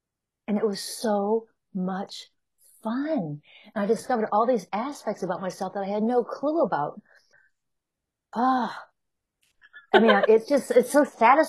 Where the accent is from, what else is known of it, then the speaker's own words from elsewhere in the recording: Chicago, Illinois, United States; And then I came from Chicago, and that again, it's more of a defined energy.